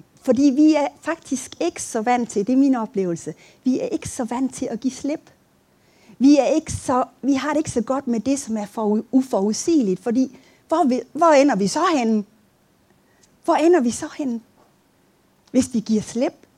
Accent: Aabenraa, Southern Denmark, Denmark; moved away; Jeg, jeg kommer fra Åben Rå, hvis I sidder og tænker på, hvad for et land jeg kommer fra.

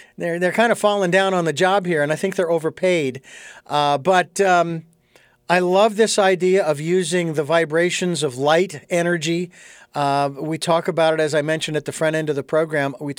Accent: United States; I may have been born in America, in the United States

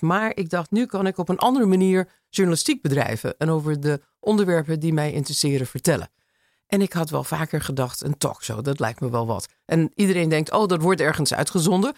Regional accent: Los Angeles, California, United States; Dutch is a second language; moved away as an adult; now in Amsterdam, Netherlands; De Los Angeles van mijn jeugd

